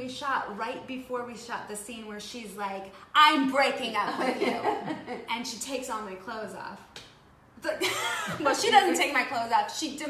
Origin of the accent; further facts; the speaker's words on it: Michigan, United States; moved away as an adult; also born or lived in the Midwest; now in Los Angeles, United States; And I grew up in Michigan.